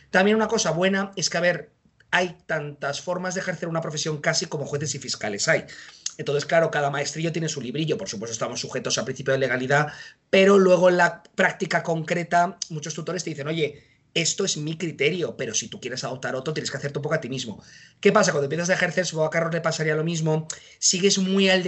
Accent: Madrid, Community of Madrid, Spain; yo soy de Madrid, así que estuve en Madrid

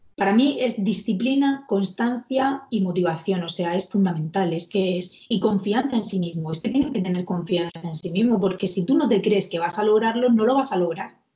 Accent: Murcia, Region of Murcia, Spain; que está aquí en, Murcia, yo soy de Murcia

